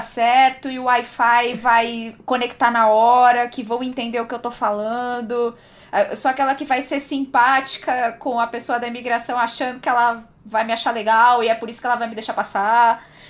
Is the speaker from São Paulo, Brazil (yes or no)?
yes; São Paulo, Brazil; Eu sou paulistana, eu sou da zona norte de São Paulo. Born and raised